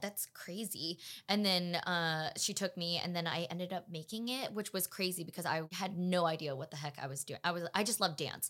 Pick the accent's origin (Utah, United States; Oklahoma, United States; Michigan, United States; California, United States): California, United States; Los Angeles; also born or lived in Pasadena; I am born and raised in Los Angeles, California